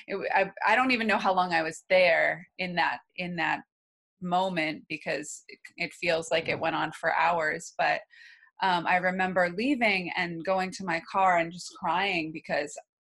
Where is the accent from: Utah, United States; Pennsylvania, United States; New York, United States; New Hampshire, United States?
New Hampshire, United States; I grew up in New Hampshire.